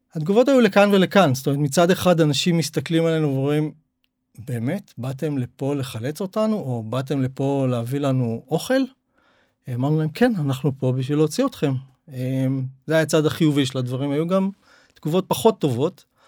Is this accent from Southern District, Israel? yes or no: no; Tel Aviv, Tel Aviv District, Israel; moved away as an adult; now in Zikhron Ya'akov, Israel; אני במקור מתל אביב